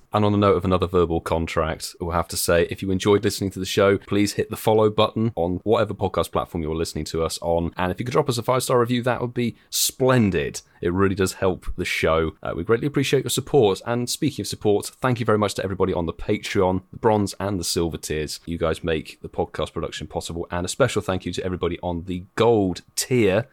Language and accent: English; United Kingdom; we are British